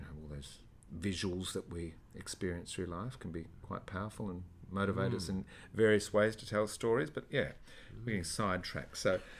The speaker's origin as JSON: {"language": "English", "region": "country Victoria", "country": "Australia", "tie": "born or raised there", "said": "I grew up in country Victoria"}